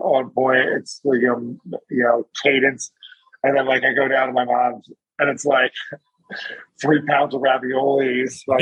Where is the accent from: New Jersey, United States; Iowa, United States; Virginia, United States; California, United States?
New Jersey, United States; moved away; I'm from New Jersey originally